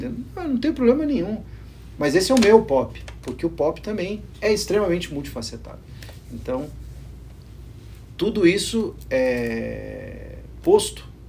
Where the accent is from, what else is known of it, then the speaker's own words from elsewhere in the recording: Brazil; Eu sou brasileiro